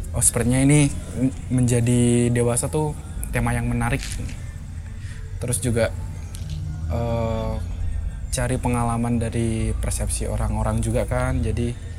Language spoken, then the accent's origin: Indonesian; Kudus, Central Java, Indonesia; also born or lived in Semarang; aku dari Kudus